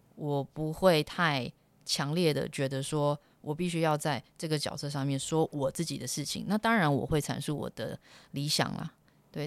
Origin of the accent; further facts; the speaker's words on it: Taiwan; first language Chinese; moved away as an adult; also born or lived in United States; 十八年来你都是在，呃，台湾长大，那学习的语言就是中，你是中文做母语的